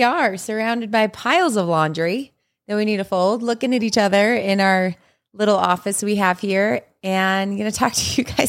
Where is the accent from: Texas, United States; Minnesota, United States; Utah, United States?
Utah, United States; We have lived in Utah. Yeah. Our whole lives.